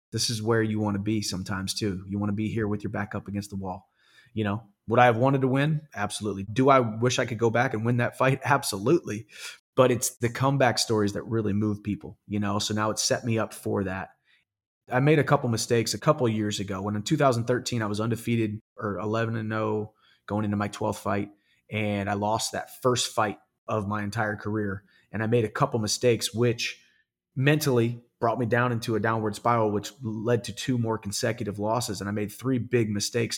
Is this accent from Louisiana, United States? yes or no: no; Missouri, United States; my home state, University of Missouri